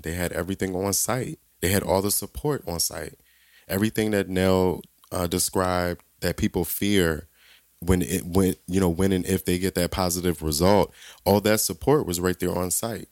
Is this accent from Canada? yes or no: no; Southern Maryland, United States; I grew up in Southern Maryland.